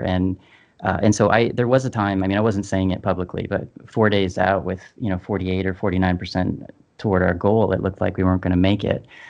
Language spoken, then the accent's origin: English; Canada; we're Canadian